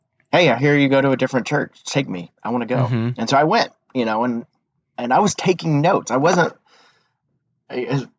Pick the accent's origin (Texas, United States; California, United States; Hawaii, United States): Texas, United States; East; I was raised in East Texas